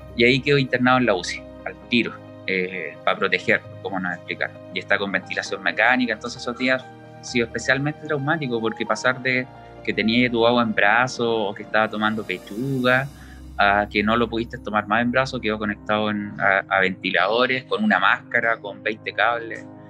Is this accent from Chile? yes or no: yes; Talcahuano, Biobío, Chile; somos de Talcahuano, hemos vivido toda la vida